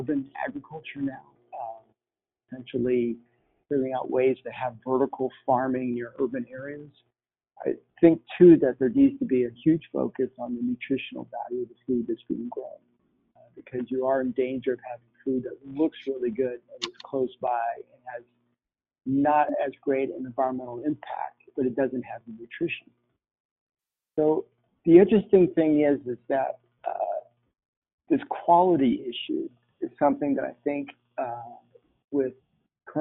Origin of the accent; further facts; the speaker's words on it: Philippines; moved away; As a kid, I grew up in the Philippines